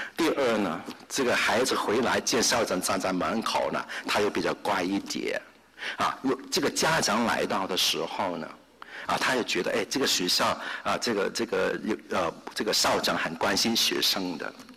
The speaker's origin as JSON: {"language": "Chinese", "country": "Hong Kong", "tie": "born or raised there", "moved": "yes", "lives_now": "United States", "said": "我是在香港出生，在香港长大。"}